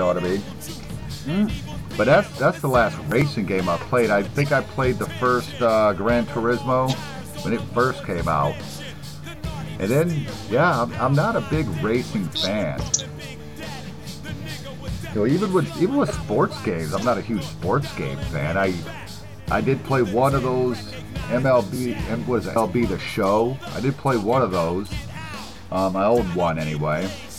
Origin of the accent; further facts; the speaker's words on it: United States; I'm American.